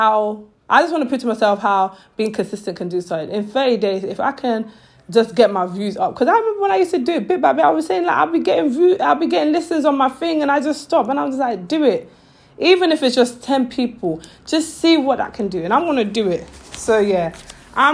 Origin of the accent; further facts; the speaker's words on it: Sierra Leone; I'm from Sierra Leone